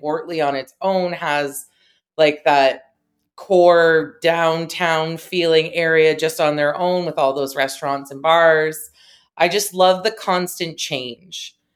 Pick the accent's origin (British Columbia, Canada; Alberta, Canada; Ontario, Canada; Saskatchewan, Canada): Ontario, Canada; Talbotville; moved away as an adult; also born or lived in St. Thomas, Ontario; now in London, Canada; I am from Talbotville, Ontario, which is very close to Saint Thomas, where I went to school